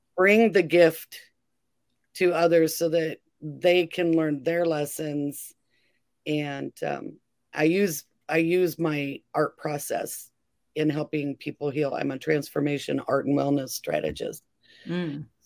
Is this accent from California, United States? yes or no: yes; California, United States; moved away as an adult; also born or lived in Oklahoma; I was born and raised in California